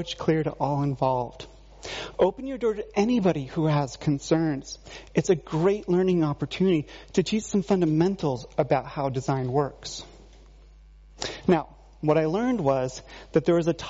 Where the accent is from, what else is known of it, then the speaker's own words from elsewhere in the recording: Vermont, United States; Growing up in Vermont